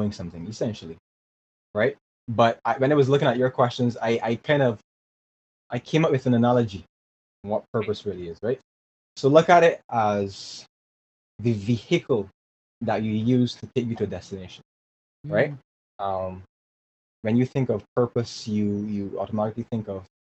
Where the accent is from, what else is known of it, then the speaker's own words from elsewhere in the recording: Barbados; growing up in Barbados was pretty awesome